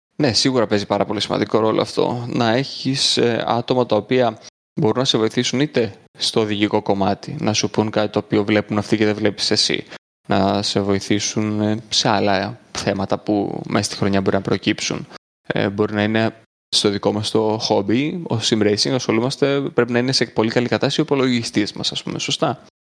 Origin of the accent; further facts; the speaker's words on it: Greece; Του λέω από την Ελλάδα